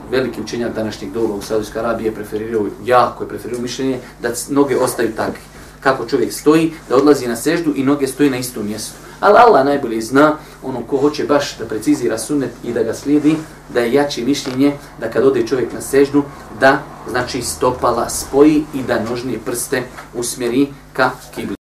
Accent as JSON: {"language": "Croatian", "country": "Bosnia & Herzegovina", "said": "kod nas u Bosni"}